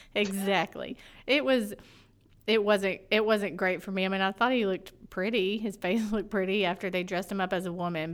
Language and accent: English; Florida, United States; I'm from Florida, and I, and I like that Southern drawl